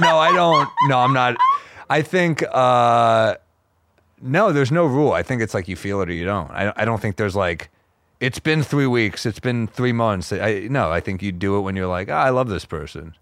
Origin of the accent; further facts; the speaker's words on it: New York, United States; I'm a New Yorker